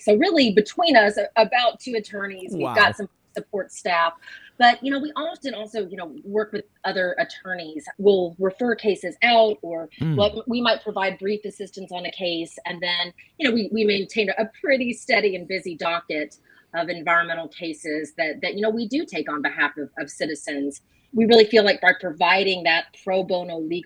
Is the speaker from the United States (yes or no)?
yes; Elizabethtown, Kentucky, United States; moved away as an adult; also born or lived in Eugene, Oregon / Boulder, Colorado; I grew up in Elizabethtown and I went to Center College for undergrad